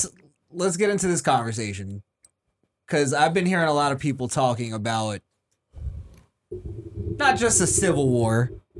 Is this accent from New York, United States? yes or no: yes; New York, United States; from New York. I love New York, but it's a shitty place now.